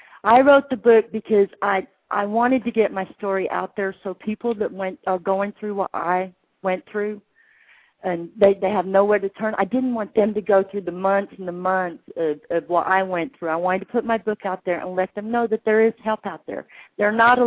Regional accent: England, United Kingdom; I was born in England

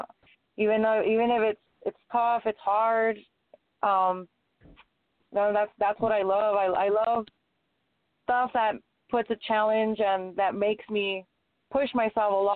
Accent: El Paso, Texas, United States; moved away as an adult; now in Odessa, United States; I'm in Odessa right now, but I am from El Paso. I currently moved to Odessa not that long ago

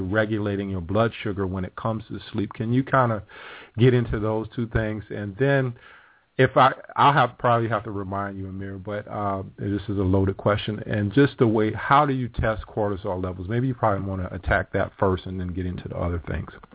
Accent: South Carolina, United States; I grew up in South Carolina

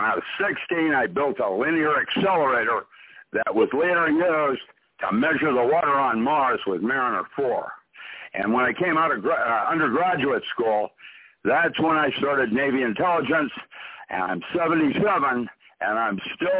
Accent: Philippines; And I grew up in the Philippines, and I was Caucasian.

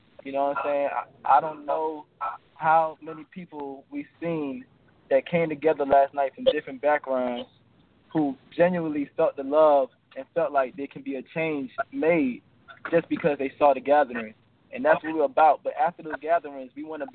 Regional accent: Orlando, Florida, United States; I grew up on … my whole life

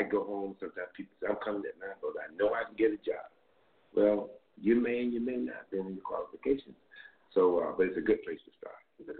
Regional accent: Fort Lauderdale, Florida, United States; moved away as an adult; Fort Lauderdale, Florida. I came here in 1968 to attend Morehouse College.

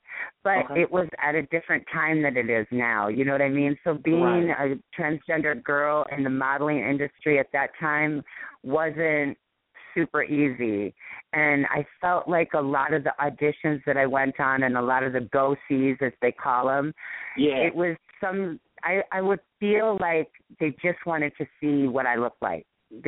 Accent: Hawaii, United States; obviously Gil, her choreographer, knew us because we're all from Hawaii, and I knew a lot of people from Hawaii

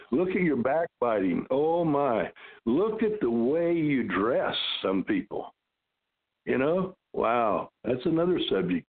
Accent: Decatur, Illinois, United States; I was born and raised in Decatur, Illinois.

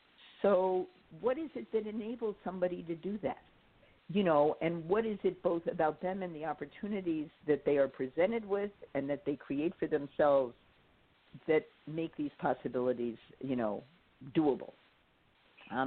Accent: New York City, New York, United States; moved away; I grew up in Manhattan and we didn't have drive-ins when I was growing up.

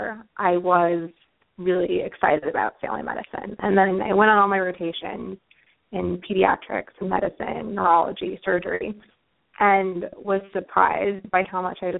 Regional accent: St. Louis, Missouri, United States; moved away as an adult; now in New York City, United States; I'm from St. Louis originally.

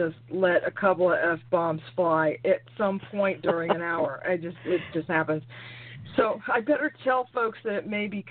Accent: New York, United States; also born or lived in Brooklyn, New York; I'm from New York, born in Brooklyn, raised in Queens, potty mouth to the bitter end.

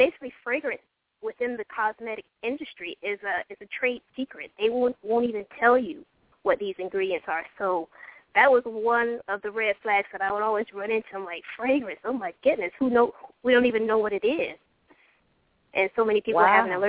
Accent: Hawaii, United States; moved away; also born or lived in Georgia; when I was growing up in Hawaii

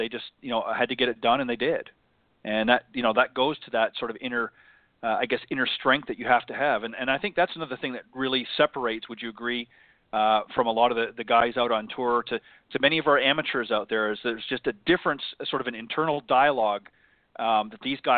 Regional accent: Oakville, Ontario, Canada; I am Canadian, but I grew up in around that area in Oakville, Ontario

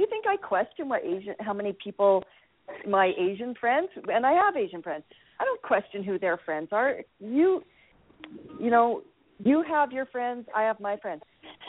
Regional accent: Canada; Maybe I'm just speaking as a Canadian.

